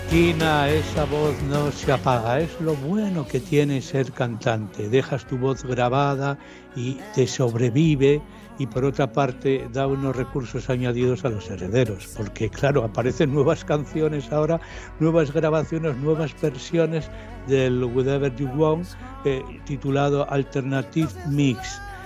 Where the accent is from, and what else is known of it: Asturias, Spain